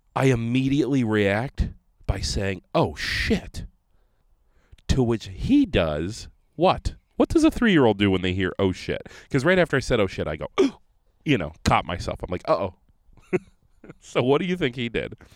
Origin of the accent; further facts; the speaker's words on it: Conneaut, Ohio, United States; now in Rochester, United States; I grew up in Conneaut, Ohio, small town